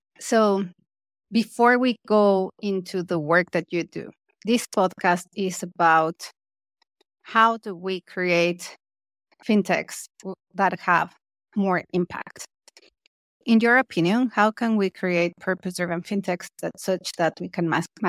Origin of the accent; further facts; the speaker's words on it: Mexico; I am from Mexico.